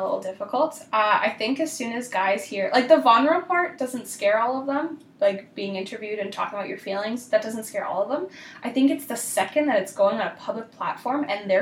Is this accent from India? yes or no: no; Oakbank, Manitoba, Canada; now in Winnipeg, Canada; I grew up in Oakbank, which is a very, like, country white community